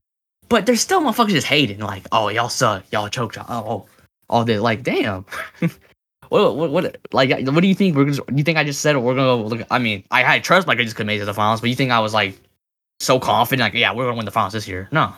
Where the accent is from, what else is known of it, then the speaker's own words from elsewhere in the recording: California, United States; because you know I'm from Cali